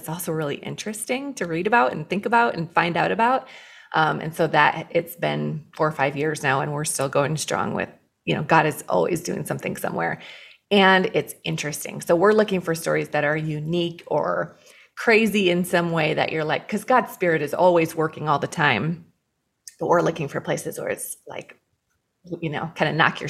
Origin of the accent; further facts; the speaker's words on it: Iowa, United States; moved away as an adult; now in Chicago, United States; I grew up in the cornfields of Iowa. Went to school out there at the Dort University, which is a Reformed college in Iowa, and then met my husband there, and we came to Chicago to go to graduate school and then never left.